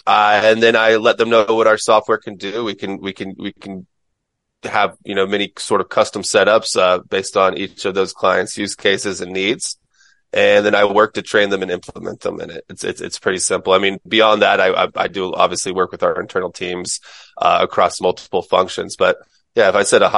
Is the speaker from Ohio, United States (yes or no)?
no; Mims, Florida, United States; moved away as an adult; now in San Diego, United States; I'm from Mims, Florida, which is outside of another small town called Titusville, Florida